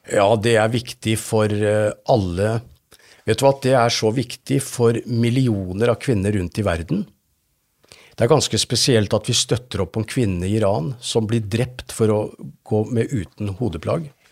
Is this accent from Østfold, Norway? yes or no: yes; Fredrikstad, Østfold, Norway; jeg har vokst opp i Philadelphia-menigheten i Fredrikstad.